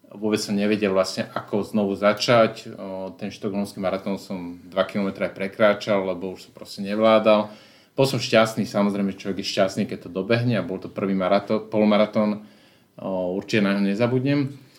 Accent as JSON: {"language": "Slovak", "country": "Slovakia", "said": "prišiel som tam ako Slovák"}